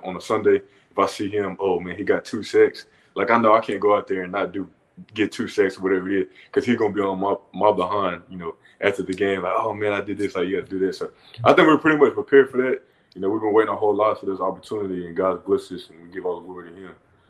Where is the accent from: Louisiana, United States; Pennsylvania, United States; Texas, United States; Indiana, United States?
Texas, United States; Dallas; now in Los Angeles, United States; being in Denton, like, we're from Dallas kids, and that was only, like, 45 minutes away, like, moving all the way out to LA.